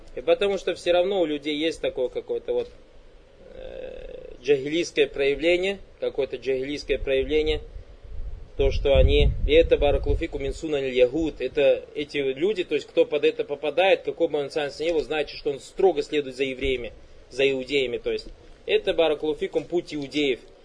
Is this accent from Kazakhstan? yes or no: yes; Kazakhstan; я оказался татарным из Казахстана